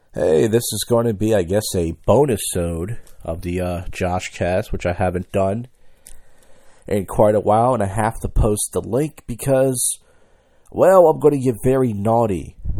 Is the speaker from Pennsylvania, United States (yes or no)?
yes; Philadelphia, Pennsylvania, United States; I'm from Philadelphia